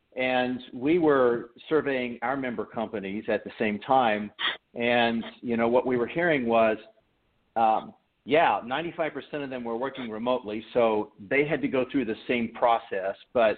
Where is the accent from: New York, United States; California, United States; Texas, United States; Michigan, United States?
Michigan, United States; Detroit; born there; also born or lived in Missouri; now in Nashville, United States; I was born in Detroit. I'm an Army brat.